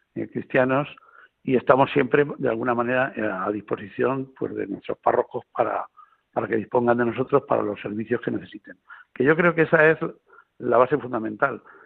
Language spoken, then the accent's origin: Spanish; La Roda, Castilla-La Mancha, Spain; yo soy de La Roda, eh, yo no vivo en Albacete capital, yo vivo en La Roda